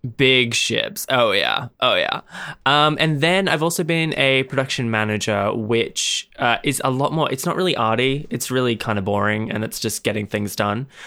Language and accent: English; Australia; I am from Australia